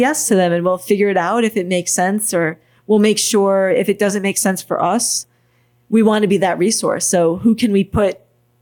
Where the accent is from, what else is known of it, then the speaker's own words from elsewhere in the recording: Massachusetts, United States; moved away as an adult; also born or lived in Los Angeles; now in Savannah, United States; I'm from Massachusetts